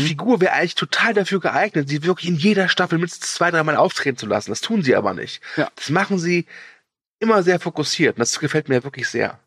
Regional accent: Cologne, North Rhine-Westphalia, Germany; als Kölner

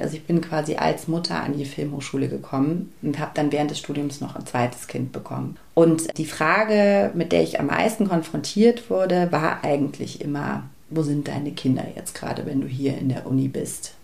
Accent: Berlin, Germany; ich bin ostsozialisiert. Meine Eltern sind eben beide aus dem Osten. Ich bin in Ostberlin geboren.

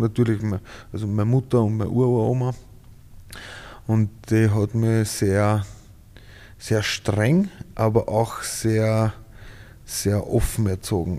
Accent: Ried im Innkreis, Upper Austria, Austria; also born or lived in Schärding; now in Vienna, Austria; Scherding und in Ried aufgewachsen

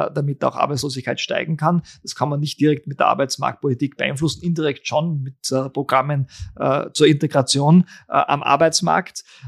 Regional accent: Austria; bei uns in Österreich

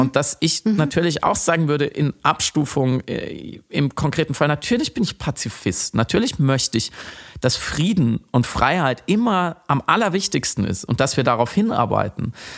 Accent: Germany; als Deutscher

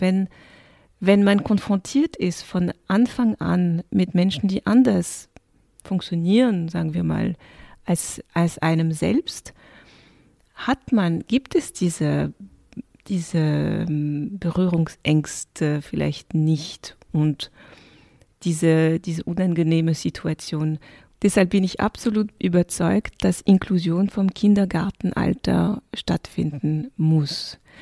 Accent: France; moved away; ich bin ursprünglich bin in Frankreich aufgewachsen und mein Vater kommt aus dem Senegal

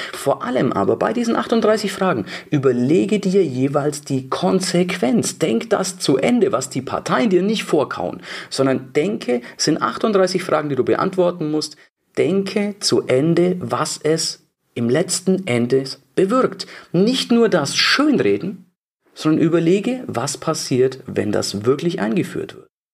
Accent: Bavaria, Germany; bei uns in Bayern

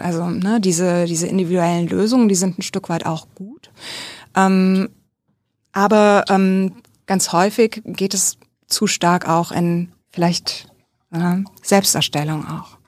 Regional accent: a village near Bad Kreuznach, Bingen, Mainz, Rhineland-Palatinate, Germany; also born or lived in Kaiserslautern; ich bin in einem Dorf aufgewachsen, in der Nähe von Bad Kreuz nach Bingen-Mainz, also Rheinland-Pfalz.

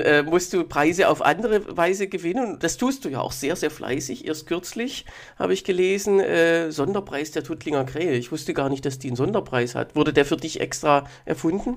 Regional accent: near Heilbronn, Baden-Württemberg, Germany; now in Berlin, Germany; weder in meiner Heimat bei äh, Heilbronn noch hier in Berlin

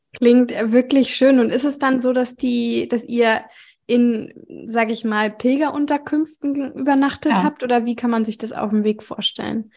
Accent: Germany; ich komme ja äh, aus dem Süden von Hamburg

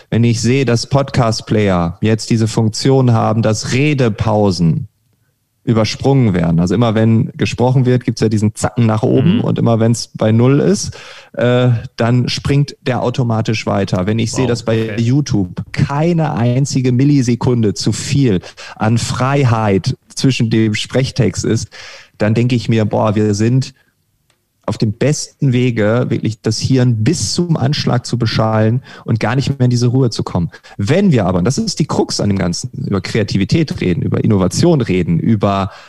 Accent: Lower Saxony, Germany; Ich war schon in meiner Heimat zweimal äh, auf öffentlichen Veranstaltungen Ostfriesland.

